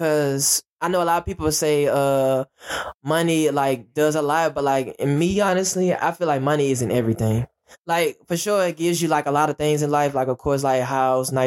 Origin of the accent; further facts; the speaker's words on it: Alexandria, Louisiana, United States; now in Baton Rouge, United States; I was born in Alexandria, Louisiana, which is 2 hours away from Baton Rouge.